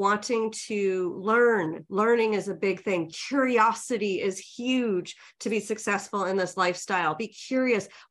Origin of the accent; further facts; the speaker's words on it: New York, United States; moved away as an adult; I'm from New York